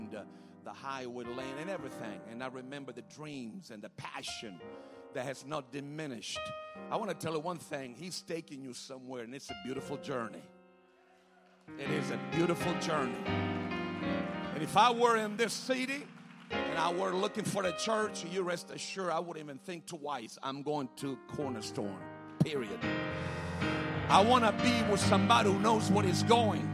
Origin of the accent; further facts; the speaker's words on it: Sicily, Italy; moved away as an adult; also born or lived in Rome, Italy; I was born and raised in Italy and on an island called Sicily.